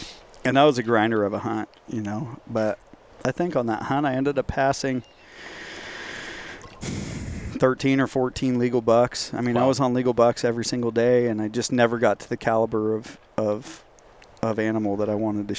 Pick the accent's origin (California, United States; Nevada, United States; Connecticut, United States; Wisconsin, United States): California, United States; moved away; I'm sure anyone from California listening can relate to what I'm saying, because they're living it constantly. And that's part of the reason why I left.